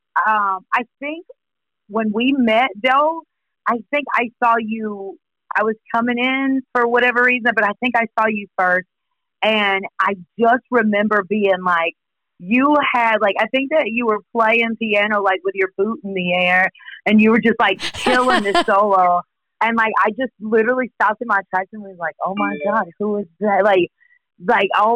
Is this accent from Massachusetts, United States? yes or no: no; Poplarville, Mississippi, United States; moved away as an adult; now in New Orleans, United States; We're all born and raised in Poplarville, Mississippi